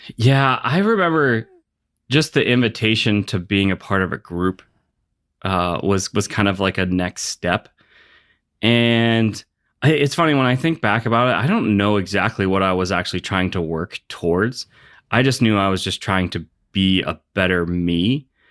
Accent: Pittsburgh, Pennsylvania, United States; I grew up in Pittsburgh

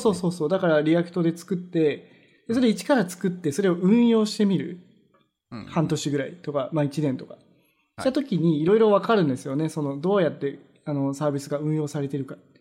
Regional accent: Japan; now in Vancouver, Canada; 僕らみたい、日本人の人

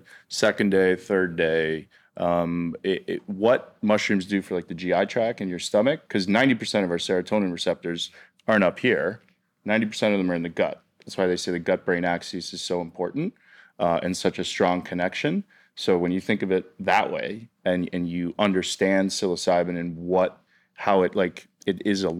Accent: Canada; And for my whole life, I grew up in Canada.

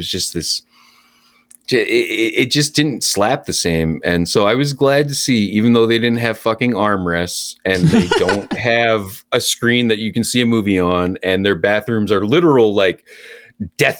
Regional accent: Lewiston, Maine, United States; also born or lived in Portland, Maine; I grew up in Lewiston, Maine, but I went to school in Portland, Gorham, Portland, USM.

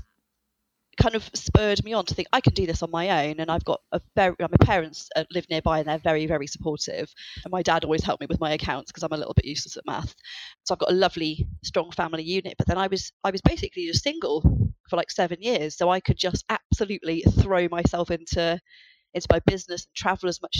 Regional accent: United Kingdom; I'm British.

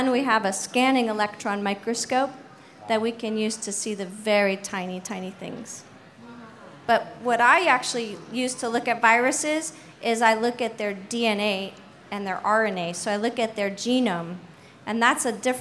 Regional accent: Canada; now in San Francisco, United States; I'm Canadian, eh?

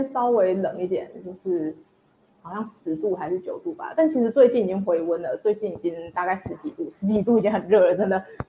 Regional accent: Tianjin, China; 因为我来自北方嘛，然后天津其实就很冷很干，然后和台湾原本那种潮湿然后很热的天气是真的差很多的。

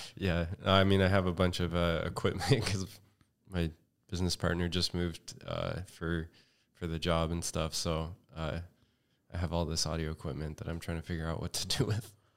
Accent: Redding, California, United States; now in Los Angeles, United States; I'm from Northern California.

